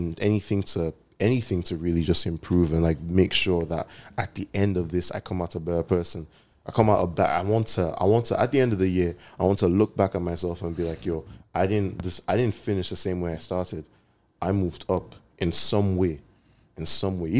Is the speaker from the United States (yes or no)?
no; Nigeria; I'm Nigerian